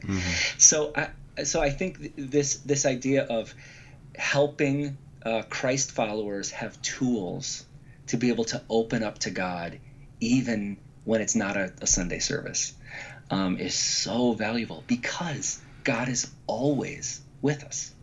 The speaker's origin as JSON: {"language": "English", "town": "Chicago", "region": "Illinois", "country": "United States", "tie": "born or raised there", "also_born_or_lived": "Grand Rapids, Michigan", "said": "I grew up in the Chicago area. I've lived here my whole life, except for seven years in Grand Rapids, but that's still Midwest"}